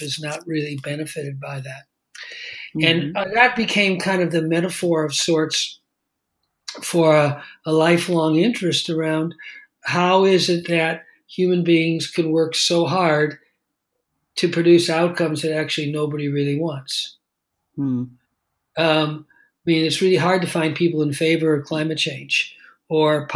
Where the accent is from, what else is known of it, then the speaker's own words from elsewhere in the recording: Los Angeles, California, United States; I grew up in Los Angeles